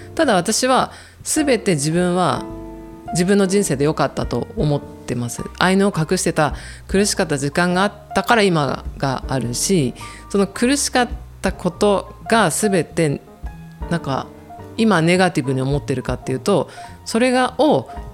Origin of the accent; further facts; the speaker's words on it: Kanto, Japan; also born or lived in Obihiro, Hokkaido; 私は生まれたのは帯広なんですけれども、すぐにもう関東に来てしまったので北海道で育った記憶がないです